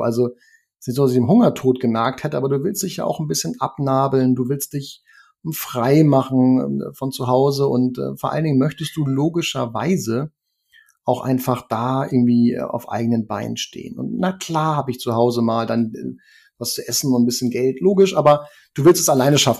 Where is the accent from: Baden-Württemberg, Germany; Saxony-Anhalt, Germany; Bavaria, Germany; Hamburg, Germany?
Hamburg, Germany; also born or lived in Norderstedt; im Norden von Hamburg, in Niendorf, wo ich groß geworden bin